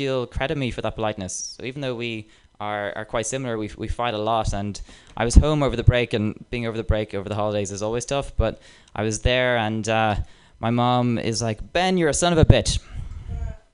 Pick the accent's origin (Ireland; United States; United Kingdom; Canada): Ireland; Dublin, Leinster; accent: Dublin Irish; moved away; I have a Dublin Irish accent